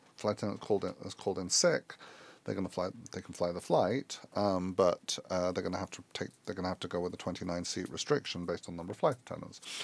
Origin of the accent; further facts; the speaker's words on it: London, United Kingdom; moved away as an adult; also born or lived in Chicago; I grew up in London.